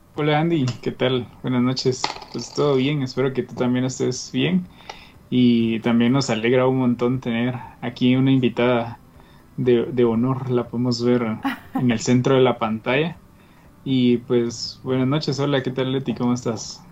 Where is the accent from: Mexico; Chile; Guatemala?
Guatemala; nosotros como chapines